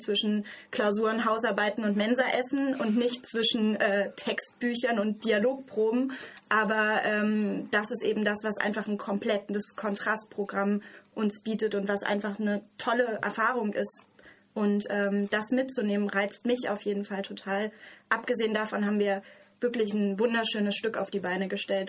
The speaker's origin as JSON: {"language": "German", "region": "Hesse", "country": "Germany", "tie": "born or raised there", "moved": "as an adult", "lives_now": "Freiburg, Germany", "said": "ich bin gebürtige Hessin"}